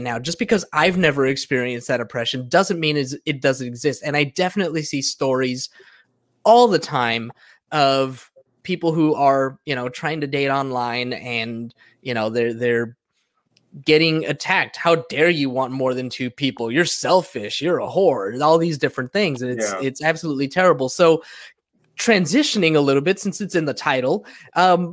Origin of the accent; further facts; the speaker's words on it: Southern California, United States; I grew up here in Southern California, you know, Mexican, surrounded by a bunch of Mexicans